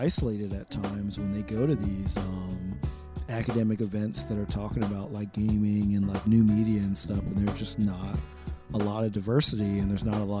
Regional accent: New Jersey, United States; North Jersey, son.

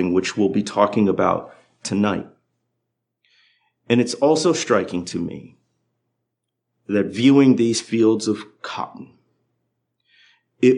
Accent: Midwest, United States; moved away as an adult; now in Arkansas Delta, United States; I grew up in the Midwest

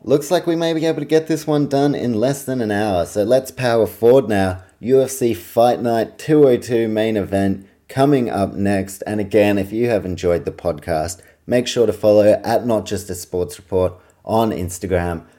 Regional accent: New Zealand; I'm a Kiwi

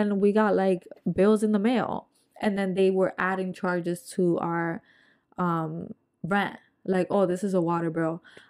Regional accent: New Jersey, United States; I'm from North Jersey.

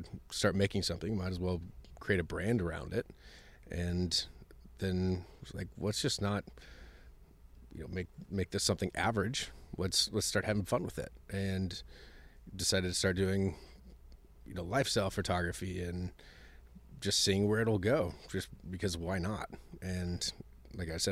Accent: Muskogee, Oklahoma, United States; moved away as an adult; also born or lived in Texas / Los Angeles, California; now in Austin, United States; I grew up in a small town in Oklahoma

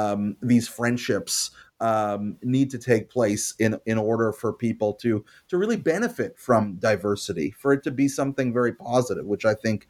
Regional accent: Canada; And of course, it's not just the American context. I'm Canadian. It's the Canadian context.

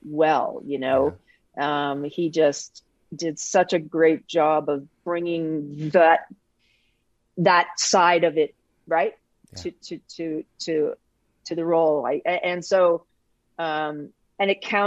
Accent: Canada; I'm Canadian

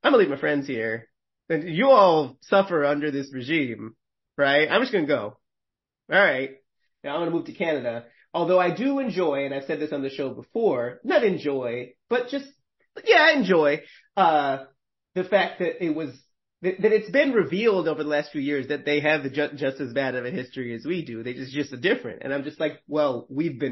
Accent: Northeast, United States; I'm from the Northeast

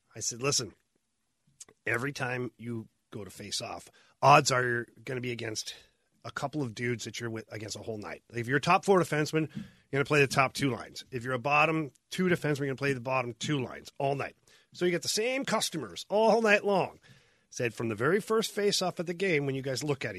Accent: Ottawa, Ontario, Canada; I grew up in Ottawa

